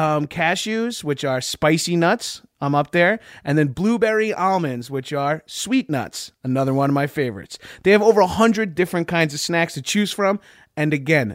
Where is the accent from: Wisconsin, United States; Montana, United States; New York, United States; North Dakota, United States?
New York, United States; Long Island; I'm from Long Island, albeit I'm not Jewish